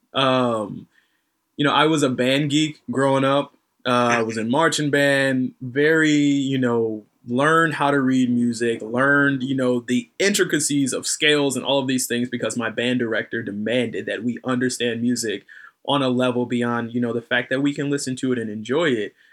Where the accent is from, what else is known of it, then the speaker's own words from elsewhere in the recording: North Carolina, United States; I'm from North Carolina